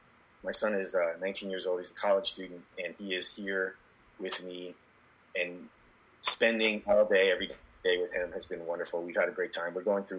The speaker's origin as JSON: {"language": "English", "region": "England", "country": "United Kingdom", "tie": "born or raised there", "said": "I grew up in England."}